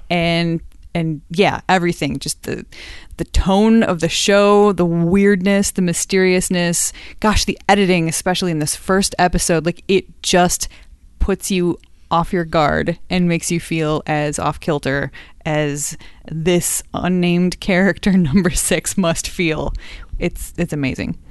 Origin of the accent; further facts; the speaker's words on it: Madison, Wisconsin, United States; I am from Madison, Wisconsin